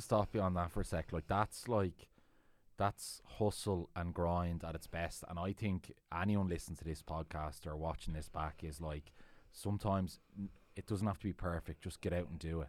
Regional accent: Deansgrange, Dublin, Leinster, Ireland; I grew up in Dean's Grange

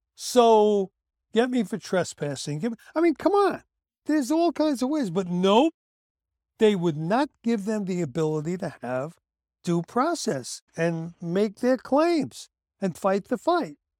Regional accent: United States; I, as an American

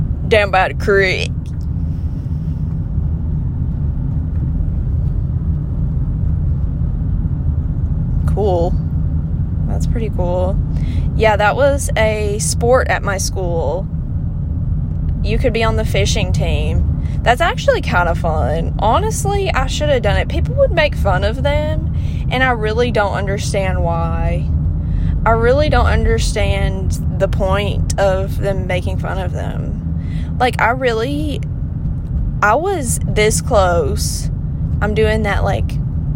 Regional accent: the South, United States; accent: southern; my accent is participating

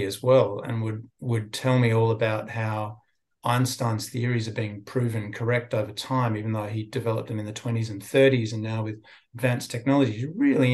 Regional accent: Sydney, New South Wales, Australia; also born or lived in England; I grew up born in England, but I grew up in Sydney, so I feel like an Aussie

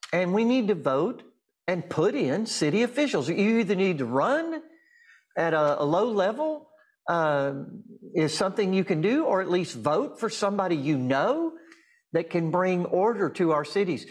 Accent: Durant, Oklahoma, United States; In my hometown of Durant, I live outside of Durant, Oklahoma now

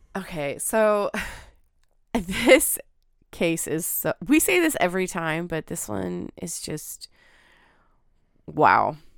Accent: Pacific Northwest, United States; growing up in the Pacific Northwest

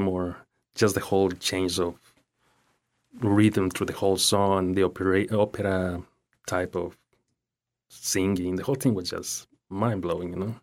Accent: Ecuador; English is a second language; moved away as an adult; also born or lived in Naples, Florida, United States; now in Fort Myers, United States; In Ecuador until I was nineteen years old and then moved to the U, United States, to Naples for sixteen years and now in Fort Myers for the last five, six years

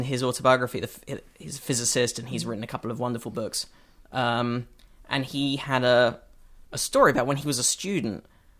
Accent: United Kingdom; now in United States; Oh, no, so I was still being British.

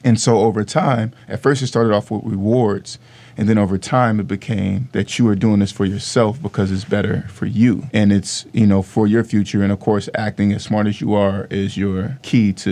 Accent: Vallejo, California, United States; I'm from the Crest

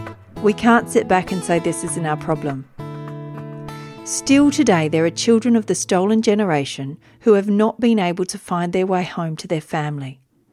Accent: Wiradjuri country, New South Wales, Australia; I was born in Wiradjuri country

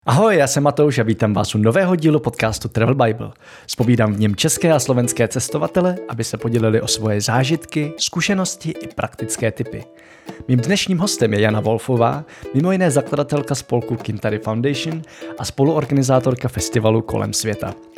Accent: Moravia, Czechia; tady na Moravě máme hody

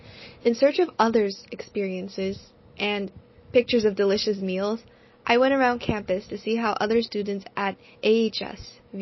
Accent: Arcadia, California, United States; Growing up in Arcadia, where over half the population consists of immigrants, I never felt out of place.

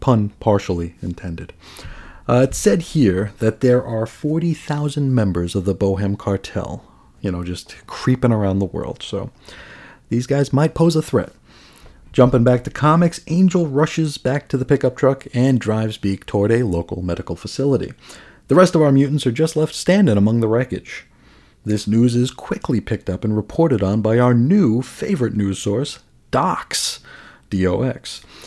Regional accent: New York City, New York, United States; also born or lived in Phoenix area; now in Phoenix, United States; I grew up in New York, New York City.

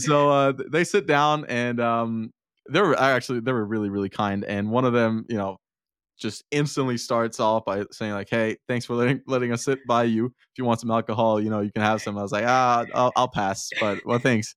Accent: Denmark; also born or lived in Herning, Denmark; I'm from Denmark and I live in a small town called Herning.

